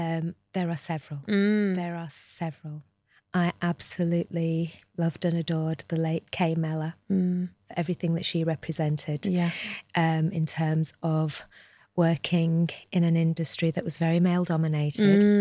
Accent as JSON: {"language": "English", "town": "Shipley", "region": "Yorkshire and the Humber", "country": "United Kingdom", "tie": "born or raised there", "said": "I am a Shipley girl, born and bred in Shipley. So I absolutely love Shipley."}